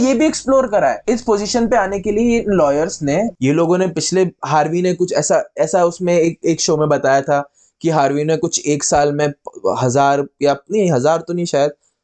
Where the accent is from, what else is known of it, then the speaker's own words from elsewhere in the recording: Madhya Pradesh, India; हमारे शहर